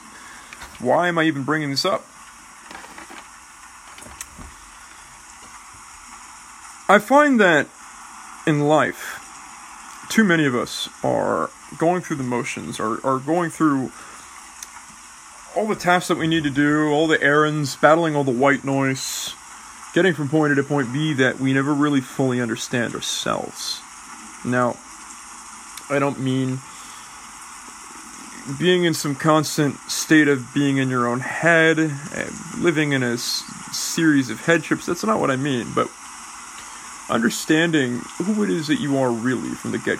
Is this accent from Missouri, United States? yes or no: no; Oakland, California, United States; I grew up in Oakland, California, and I grew up with quite a bit of Californian culture, quite a bit of Oakland culture